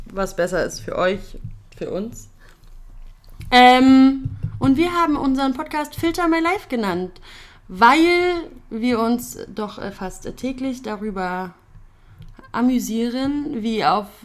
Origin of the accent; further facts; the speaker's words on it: Berlin, Germany; Wie man hört, man hört es sofort raus. Wir kommen aus Berlin.